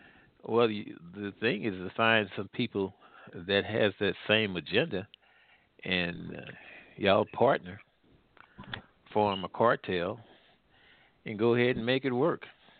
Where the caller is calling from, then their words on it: Midwest, United States; I'm calling from the Midwest.